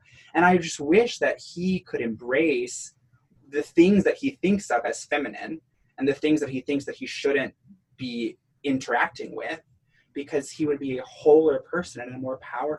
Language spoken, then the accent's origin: English; the South, United States; accent: Southern; let me like drop my voice and bring out my old Southern accent and move furniture for them.